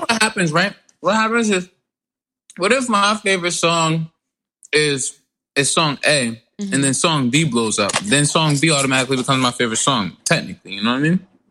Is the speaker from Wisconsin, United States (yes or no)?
no; New Jersey, United States; I am from South Jersey, from a very lovely place called Clay Rack